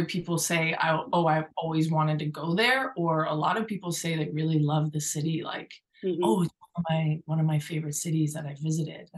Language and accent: English; Berkeley, California, United States; also born or lived in Oakland; I'm from Berkeley. I grew up in Berkeley, but have lived in Oakland the past for a while